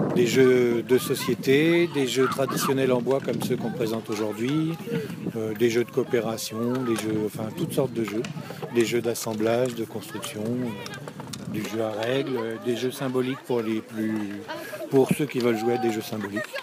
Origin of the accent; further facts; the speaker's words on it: Louviers, Normandy, France; on est chez nous, on est de Louviers, et on, bouge autour de Louviers.